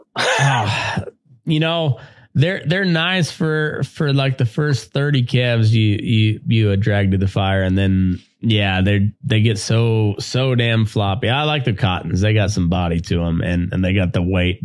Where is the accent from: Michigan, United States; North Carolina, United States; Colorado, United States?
Colorado, United States; Great Plains Dust Bowl area of; now in Nevada, United States; I grew up in uh, in Great Plains Dust Bowl area of uh, of Colorado